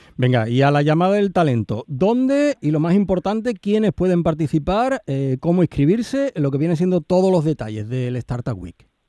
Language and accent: Spanish; Andalusia, Spain; accent: Andalusian; hablamos en andaluz aquí, pero cuando salimos de, de Andalucía